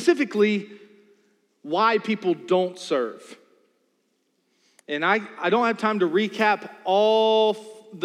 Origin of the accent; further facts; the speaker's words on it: New Kent County, Virginia, United States; I'm from New Kent County